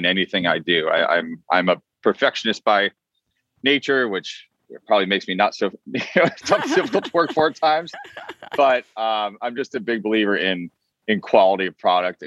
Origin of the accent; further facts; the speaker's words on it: Vermont, United States; also born or lived in Boston, Massachusetts; now in Los Angeles, United States; I was born in Boston and I grew up quite a bit in Vermont.